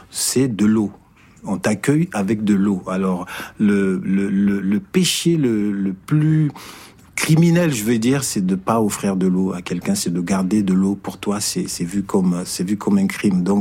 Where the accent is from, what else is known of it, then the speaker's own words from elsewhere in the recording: northern Niger, Niger; moi, je viens du nord du Niger, qui est, qui est, qui est désertique